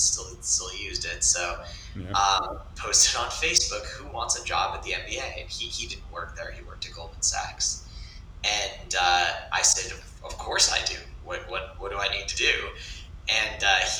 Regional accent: a small town south of Boston, Massachusetts, United States; I'm from a small town south of Boston, but We all just claim the city

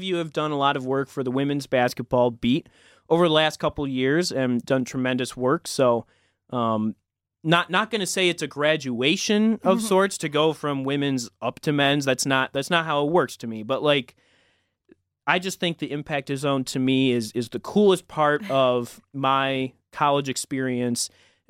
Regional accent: Livonia, Michigan, United States; I'm a sophomore from Livonia, Michigan, and I'm very excited to join you.

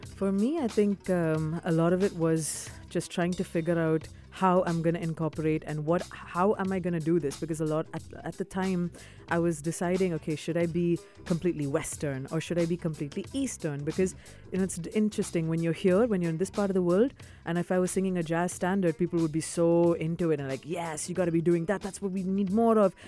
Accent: Dubai, United Arab Emirates; also born or lived in South India / Boston; growing up in the UAE, I grew up in Dubai, I was yeah. born here

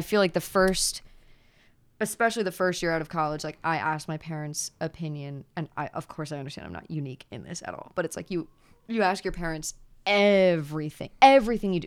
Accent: Pennsylvania, United States; moved away as an adult; also born or lived in Virginia; now in Midwest, United States; I'm from Pennsylvania. moved to Virginia for the last two years and then somehow ended up in the Midwest

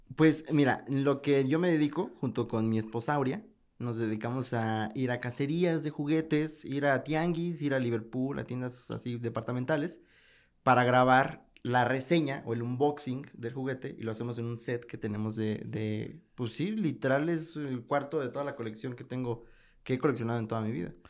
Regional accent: Mexico City, Mexico; also born or lived in Nezahualcóyotl; now in León, Mexico; Yo soy de la Ciudad de México, entonces pues sí estaba acostumbrado a ir que a la, eh, al rock show, el famosísimo rock show, a tianguis de Nesa, yo soy de Nesa York

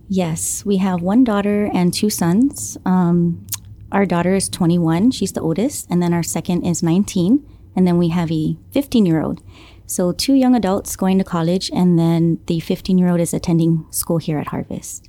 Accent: Guam; Born and raised here on Guam, um, from the village of Jonia

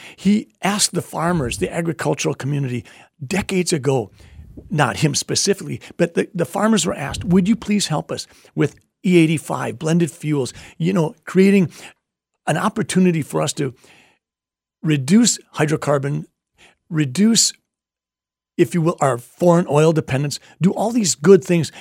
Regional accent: Sleepy Eye, Minnesota, United States; I grew up in Sleepy Eye, Minnesota

